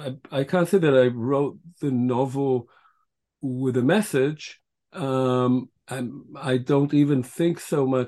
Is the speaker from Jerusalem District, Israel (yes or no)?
no; Tel Aviv, Tel Aviv District, Israel; first language Hebrew; English is a second language; moved away; also born or lived in Kibbutz Ein HaHoresh, Israel / United States / United Kingdom; I grew up really in Tel Aviv